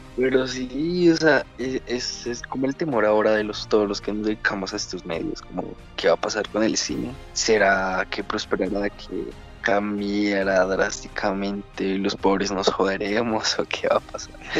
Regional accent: Colombia; somos de Colombia

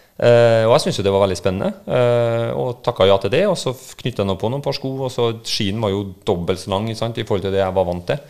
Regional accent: Trondheim, Trøndelag, Norway; accent: trønder; also born or lived in Lillehammer; jeg er trønder, du hører jo på dialekta. Uh. Um, men jeg ble født på Lillehammer uh, i 1983 og bodde der i to år før uh, vi dro den over Dovre og, og, kom til Trondheim igjen

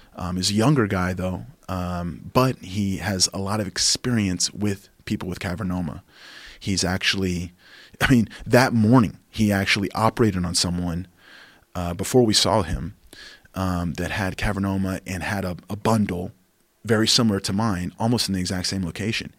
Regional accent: Oklahoma, United States; now in Austin, United States; my home state, outside of Oklahoma

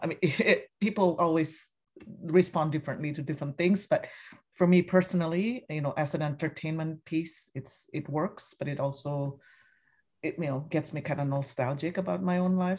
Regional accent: Indonesia; now in United States; I'm from Indonesia originally and I've been living here you know, over almost three decades now in the U S

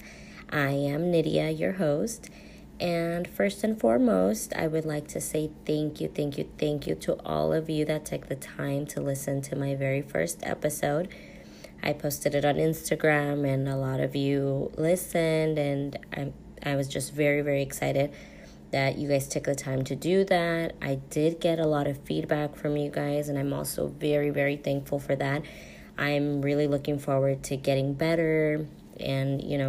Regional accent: United States; also born or lived in Mexico; I was born in Mexico, both Mexican parents. I was raised here, came here very, very young when I was only 10 months old

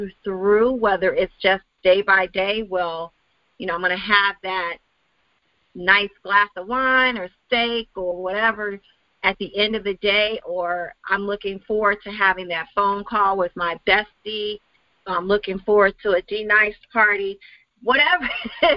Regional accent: Chicago, Illinois, United States; also born or lived in Wisconsin

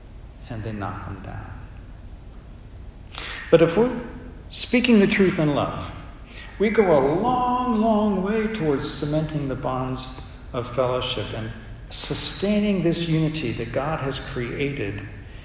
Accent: United States; accent: American; they knew instantly I was an American. They knew it because of my accent

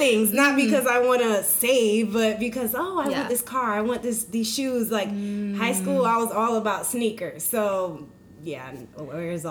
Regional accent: Central Florida, United States; moved away as an adult; now in Atlanta, United States; I am originally from Central Florida and moved to Atlanta about a year and a half ago.

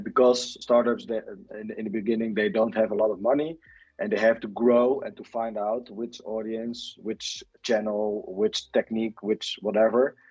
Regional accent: Netherlands; I'm from the Netherlands.

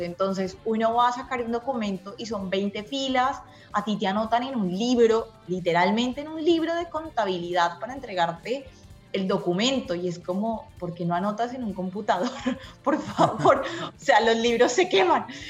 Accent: Colombia; also born or lived in Bogotá; now in Argentina; nosotros como colombianos somos más de hablar

